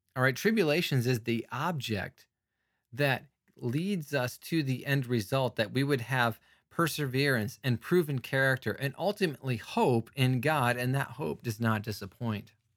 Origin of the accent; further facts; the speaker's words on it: United States; I'm an American